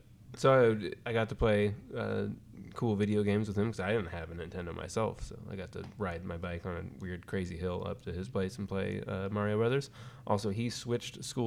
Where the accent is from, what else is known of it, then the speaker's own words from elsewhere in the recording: Fort Bragg, California, United States; now in New York, United States; my hometown of Fort Bragg